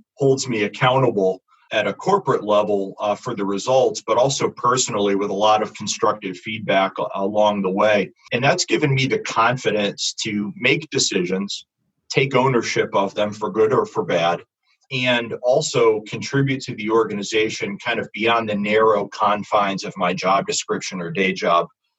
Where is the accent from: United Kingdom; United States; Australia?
United States; being an American and operating mostly in the U.S.